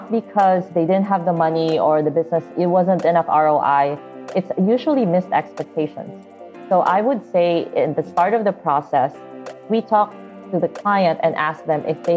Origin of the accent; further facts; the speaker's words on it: Davao, Davao Region, Philippines; I grew up in the Philippines in this city called Davao